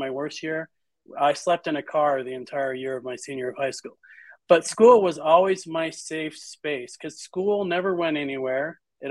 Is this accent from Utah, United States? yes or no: yes; Utah, United States; I was born in Utah